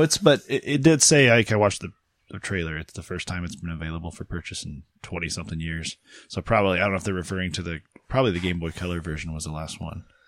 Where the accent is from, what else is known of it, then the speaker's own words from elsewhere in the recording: Champaign, Illinois, United States; my hometown